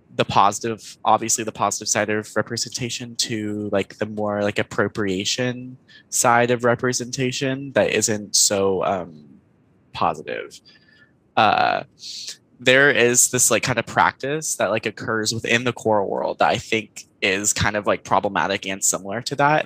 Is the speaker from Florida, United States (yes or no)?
no; Houston, Texas, United States; moved away as an adult; now in Denton, United States; I am from originally Houston, Texas, and I now live in Denton